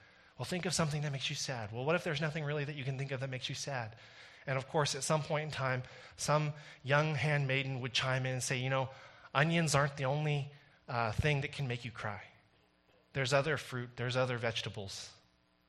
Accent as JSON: {"language": "English", "country": "Canada"}